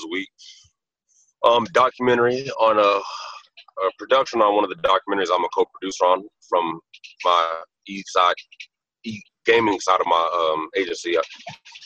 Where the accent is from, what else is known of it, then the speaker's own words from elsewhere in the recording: United States; this being my hometown area, I love Washington